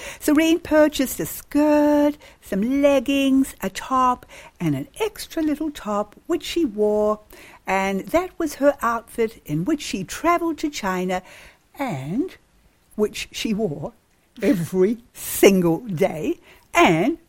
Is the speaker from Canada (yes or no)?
no; New Zealand; I was brought up in New Zealand, a sheep country